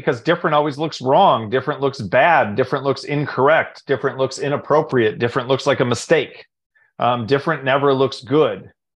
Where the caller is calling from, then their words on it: Raleigh, North Carolina, United States; Calling in from Raleigh, North Carolina.